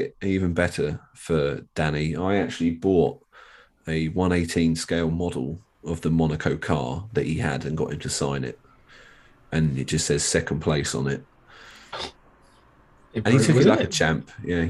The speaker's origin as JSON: {"language": "English", "country": "United Kingdom", "said": "I'm British"}